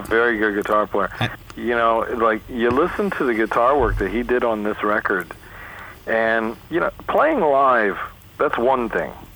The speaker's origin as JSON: {"language": "English", "region": "New York", "country": "United States", "moved": "yes", "lives_now": "California, United States", "said": "I'm from New York originally"}